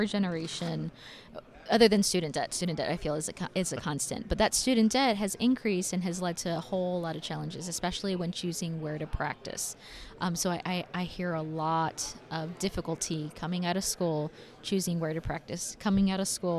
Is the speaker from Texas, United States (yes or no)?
yes; El Paso, Texas, United States; So growing up in El Paso, I saw a lot of family members and friends who couldn't afford to go and see a dentist